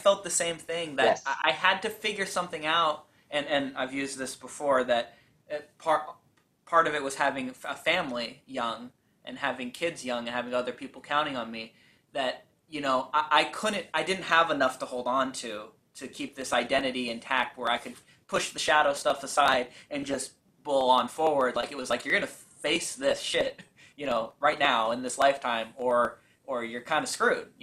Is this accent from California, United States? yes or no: yes; Bay Area, California, United States; I grew up in the Bay Area. I'm still here